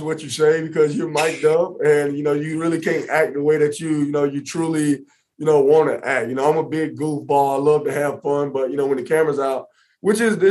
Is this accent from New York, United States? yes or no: no; Indianapolis, Indiana, United States; my hometown here in Indy